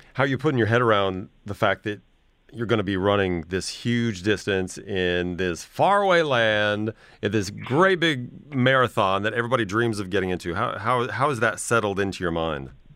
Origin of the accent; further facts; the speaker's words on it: Midwest, United States; I come from the Midwest, a very blue collar background